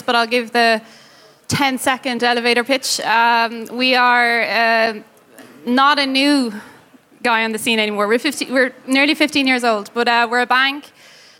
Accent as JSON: {"language": "English", "country": "Ireland", "moved": "yes", "said": "I'm Irish"}